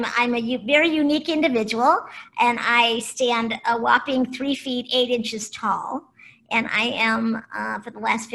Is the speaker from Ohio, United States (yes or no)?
yes; Cleveland, Ohio, United States; also born or lived in Boulder, Colorado / Kona, Hawaii / Marin County, California; now in Ojai, United States; I was born in Cleveland, Ohio